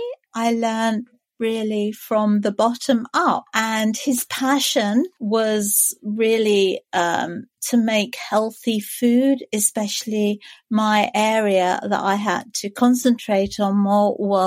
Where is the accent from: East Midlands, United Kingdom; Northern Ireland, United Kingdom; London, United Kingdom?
London, United Kingdom; now in Canterbury, United Kingdom; I am a Londoner. I was born in London, but we live in Canterbury